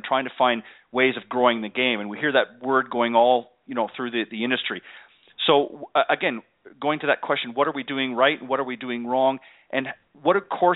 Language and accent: English; Canada; moved away; I'm originally from Canada